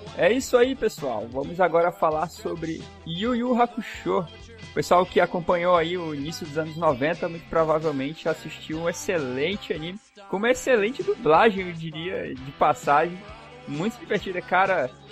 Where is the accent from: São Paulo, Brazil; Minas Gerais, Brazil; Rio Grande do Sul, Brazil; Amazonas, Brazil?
Amazonas, Brazil; a nossa região aqui do Amazonas